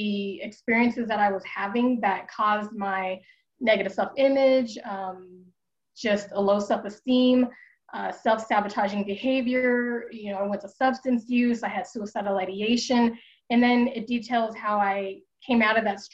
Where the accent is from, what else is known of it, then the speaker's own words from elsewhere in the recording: Denver, Colorado, United States; also born or lived in Wichita, Kansas; when I was born in Wichita, Kansas, and then my mother needed to leave a marriage that wasn't working. And so we moved here to Denver, Colorado, where I am now. And we moved in with her parents